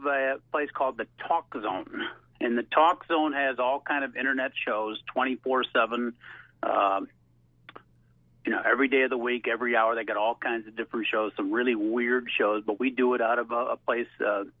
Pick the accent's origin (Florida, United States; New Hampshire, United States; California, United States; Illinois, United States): Illinois, United States; Chicago; I grew up in Chicago all my life.